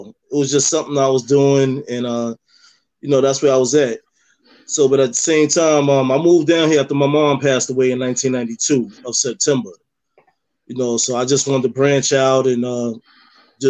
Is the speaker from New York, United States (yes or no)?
yes; New York City, New York, United States; moved away as an adult; also born or lived in Cape May, New Jersey; now in North Cape May, United States; originally I'm from Harlem, New York.